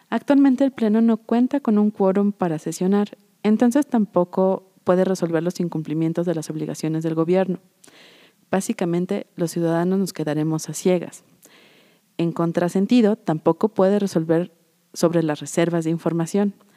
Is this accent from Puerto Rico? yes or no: no; Mexico; estamos los mexicanos